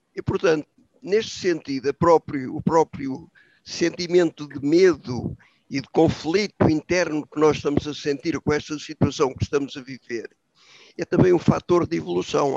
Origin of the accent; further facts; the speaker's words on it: Portugal; como portugueses